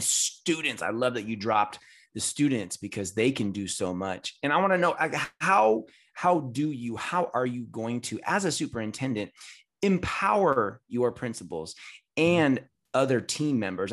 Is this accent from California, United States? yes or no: yes; Bay Area, California, United States; I'm from the Bay Area in California.